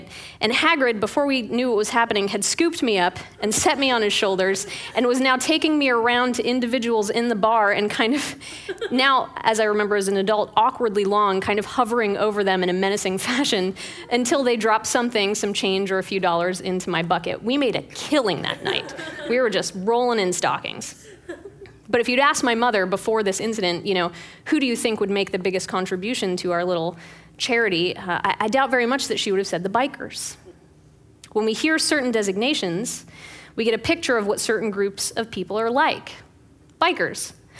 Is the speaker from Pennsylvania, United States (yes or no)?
yes; Pittsburgh, Pennsylvania, United States; When I was growing up in Pittsburgh